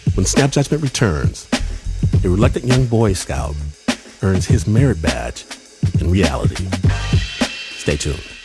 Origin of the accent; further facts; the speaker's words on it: Detroit, Michigan, United States; the place of my birth, Detroit, Michigan.